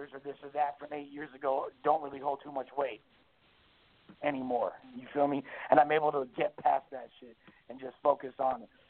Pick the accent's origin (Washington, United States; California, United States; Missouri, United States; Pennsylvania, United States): California, United States; Los Angeles; I grew up in Hollywood.